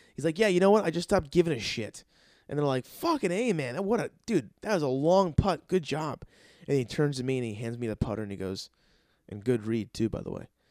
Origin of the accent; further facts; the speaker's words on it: New Jersey, United States; I'm from New Jersey